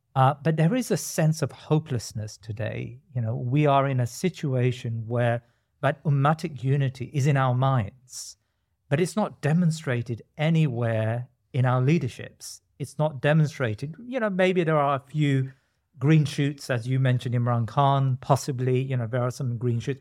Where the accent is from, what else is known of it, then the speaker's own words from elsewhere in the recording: India; I'm from India